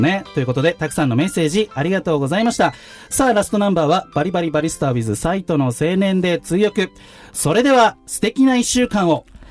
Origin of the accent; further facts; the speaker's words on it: Tachikawa, Tokyo, Japan; born or raised there